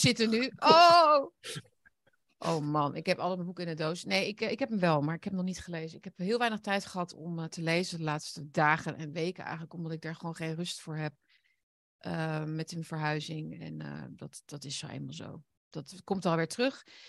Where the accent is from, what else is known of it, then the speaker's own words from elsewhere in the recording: Netherlands; wij zijn trotse Nederlanders